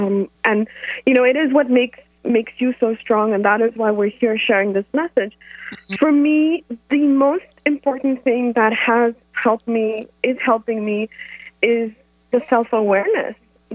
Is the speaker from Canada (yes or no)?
no; India; I'm from India.